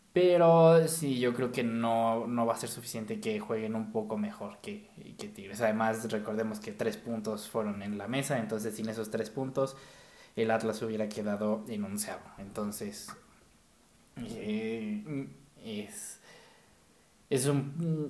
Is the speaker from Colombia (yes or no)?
no; Mexico; como mexicano